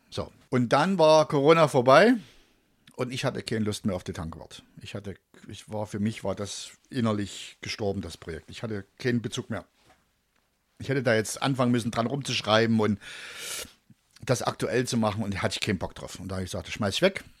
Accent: Leipzig-North/Delitzsch area, northern Saxony, Germany; also born or lived in Dresden; now in Döbeln, Germany; ich komme ja eigentlich aus dem Norden von Sachsen, mhm. also aus dem, aus den Leipzig-Nord-Delitscher-Gebiet, genau. da komme ich eigentlich her.

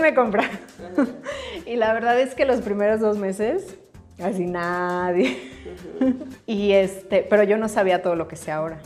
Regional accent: Pachuca, Hidalgo, Mexico; moved away as an adult; also born or lived in Mexico City; soy de Pachuca. Este, vivía en Pachuca hasta los 18 años

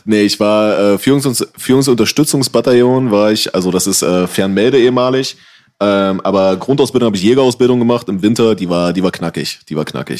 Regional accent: Halle, Saxony-Anhalt, Germany; ich bin zum Beispiel in der Silberhöhe aufgewachsen zum großen Teil

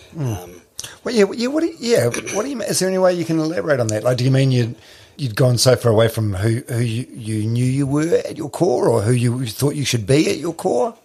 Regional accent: New Zealand; I'm from I'm from Palmerston which is landlocked like Hamilton.

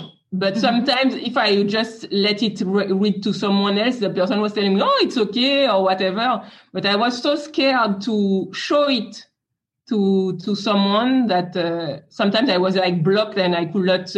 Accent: France; English is a second language; So I am French. You can hear it with my accent.

